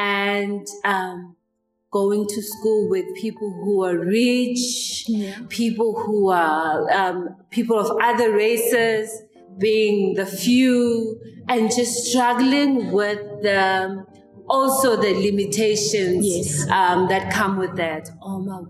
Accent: Mamelodi, Gauteng, South Africa; I was born and raised in Mamelodi

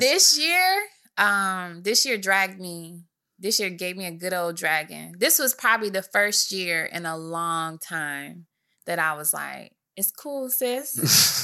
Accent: Michigan, United States; I'm from Michigan

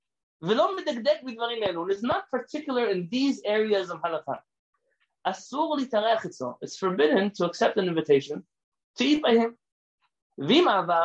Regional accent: Iran; moved away; I've never had a rabbi come to my house since I came from Iran who just ate my food because he trusted me that my food was kosher.

